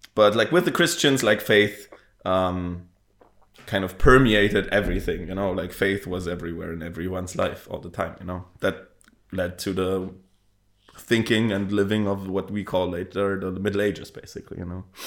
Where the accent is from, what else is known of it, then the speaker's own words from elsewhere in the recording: Bavaria, Germany; now in Berlin, Germany; I'm Bavarian, living in Berlin also.